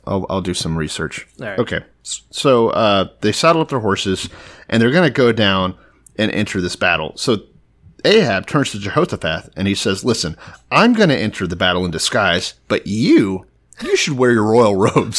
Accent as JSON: {"language": "English", "region": "Texas", "country": "United States", "said": "I know I'm the Texan and I'm from there and everything."}